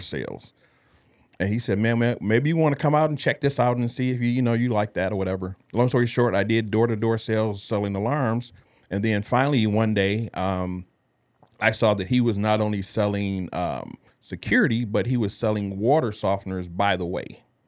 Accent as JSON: {"language": "English", "town": "Detroit", "region": "Michigan", "country": "United States", "tie": "born or raised there", "moved": "as an adult", "lives_now": "San Antonio, United States"}